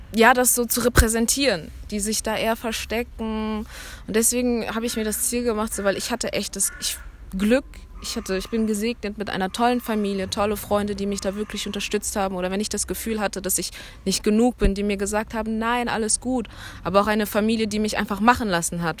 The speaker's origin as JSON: {"language": "German", "town": "Cologne", "region": "North Rhine-Westphalia", "country": "Germany", "said": "ich bin aus Köln"}